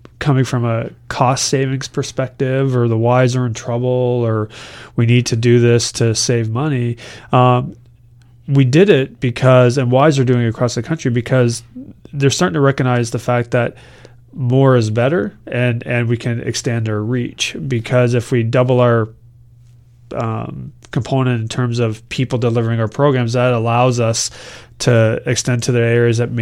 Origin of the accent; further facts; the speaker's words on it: Woodstock, Ontario, Canada; now in Kingston, Canada; I grew up in Woodstock, Ontario, Western Ontario